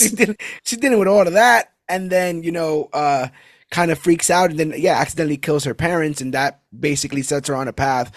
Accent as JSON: {"language": "English", "town": "New York City", "region": "New York", "country": "United States", "tie": "born or raised there", "said": "I was born and raised in Brooklyn, New York"}